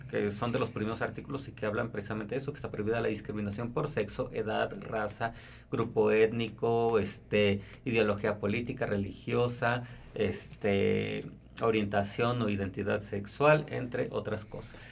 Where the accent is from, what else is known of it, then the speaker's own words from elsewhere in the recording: Puebla, Mexico; también como poblanos y pues sí como parte de este estado